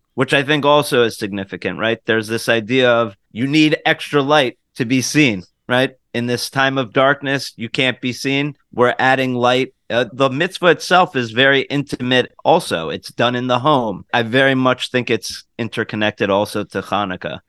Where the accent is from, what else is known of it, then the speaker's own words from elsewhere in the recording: United States; As an American